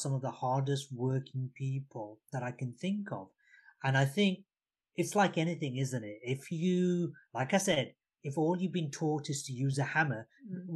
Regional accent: Bangladesh; moved away; Coming from a country, I was born in Bangladesh, which was East Pakistan at the time.

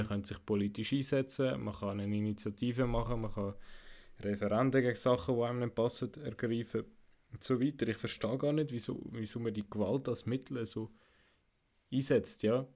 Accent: Zug, Switzerland; ich bin im Kanton Zug aufgewachsen

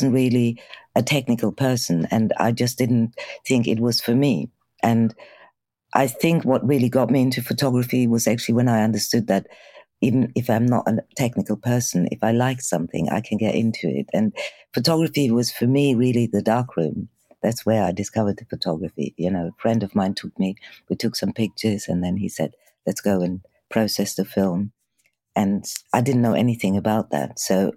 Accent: Germany; moved away as an adult; also born or lived in Bulgaria; now in United Kingdom; I was born in Bulgaria and my mum decided to leave Bulgaria. So when I was around six, we managed to get to Germany, and that's where, in West Germany, where I grew up.

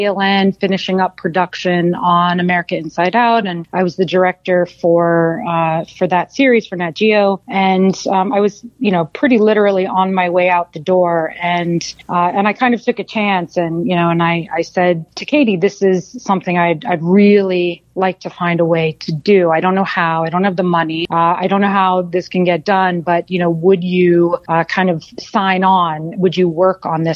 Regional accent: Florida, United States; moved away; I'm originally from Florida

